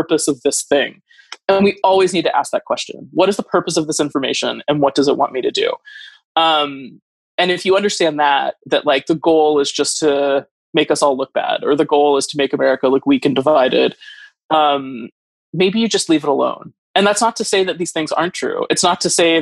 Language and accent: English; Northern Idaho, United States; moved away; where I grew up in Idaho, where Northern Idaho doesn't really want the government to exist